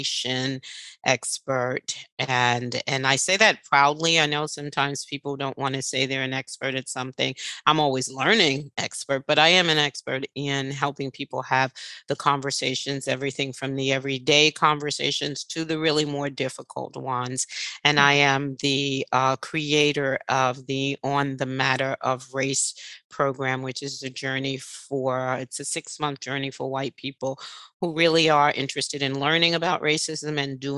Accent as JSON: {"language": "English", "town": "New York City", "region": "New York", "country": "United States"}